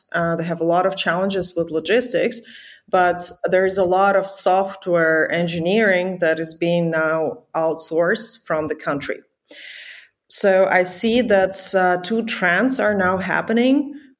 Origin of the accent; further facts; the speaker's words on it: Ukraine; moved away; I'm originally from Ukraine